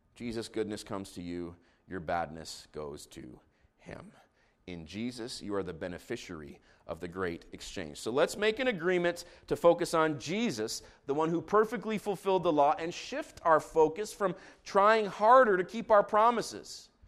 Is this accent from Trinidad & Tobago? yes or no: no; Jerusalem, Jerusalem District, Israel; moved away; I grew up in Jerusalem.